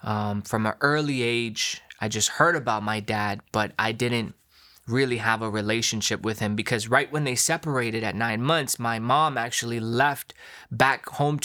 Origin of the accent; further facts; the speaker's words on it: Long Island, New York, United States; born there; Yeah, so I was born in New York, Long Island, New York, from immigrant parents.